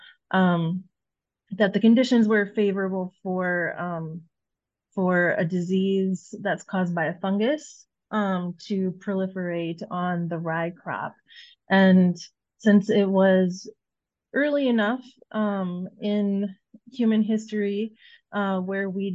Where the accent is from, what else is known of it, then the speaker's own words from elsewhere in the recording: Illinois, United States; moved away as an adult; now in Iowa, United States; Illinois is my home state